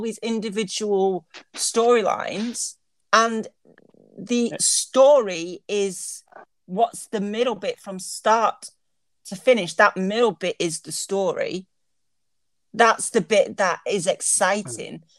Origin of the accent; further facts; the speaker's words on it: United Kingdom; I'm British